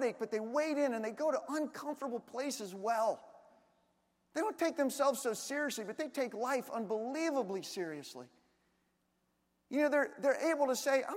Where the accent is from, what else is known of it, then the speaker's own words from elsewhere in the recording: Washington, District of Columbia, United States; moved away; I'm originally from Washington, D.C.